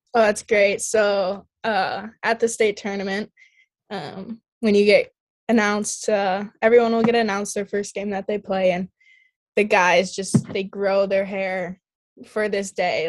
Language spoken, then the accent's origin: English; Eden Prairie, Minnesota, United States; moved away as an adult; I grew up playing youth in Eden Prairie